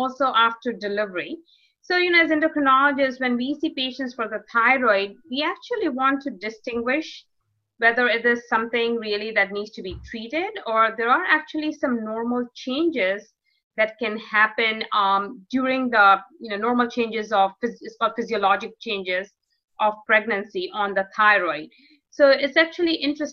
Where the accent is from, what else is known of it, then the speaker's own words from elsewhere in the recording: New York, United States; moved away as an adult; also born or lived in New Jersey; now in North Carolina, United States; I'm from New York. I grew up in New York